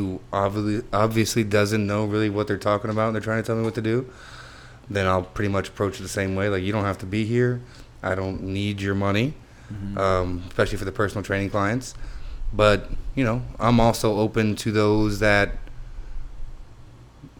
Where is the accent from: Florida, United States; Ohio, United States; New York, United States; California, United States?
Florida, United States; Homestead; my hometown of Homestead